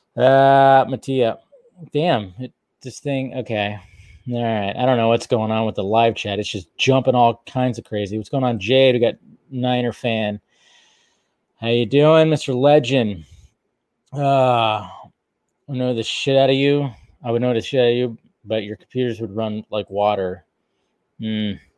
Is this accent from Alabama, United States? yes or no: yes; Alabama, United States; also born or lived in Washington; I was born in Alabama, and then we moved to Washington, and then I went back to Alabama